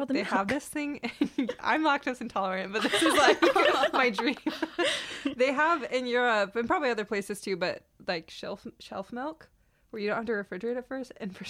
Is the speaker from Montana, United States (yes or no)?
yes; Montana, United States; moved away as an adult; now in Hawaii, United States; I'm from Montana. I'm a senior.